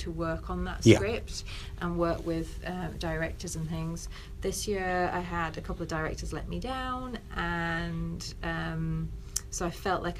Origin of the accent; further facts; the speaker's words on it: North West England, United Kingdom; now in Brighton, United Kingdom; But I'm Cumbrian, and I was kind of fed up of seeing character comedians.